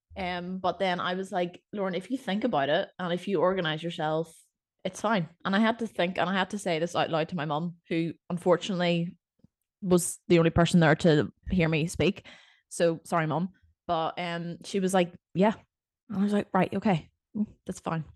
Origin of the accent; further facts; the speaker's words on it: Northern Ireland, United Kingdom; accent: Northern Irish; Northern Irish people can't make anything sound exciting that's how I see my accent